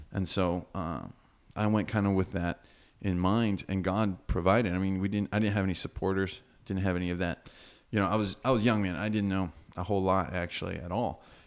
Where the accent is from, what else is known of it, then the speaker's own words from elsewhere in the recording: United States; moved away as an adult; now in Fortaleza, Brazil; My parents are Brazilian. Um, and I have some of that culture in me, but I grew up in America.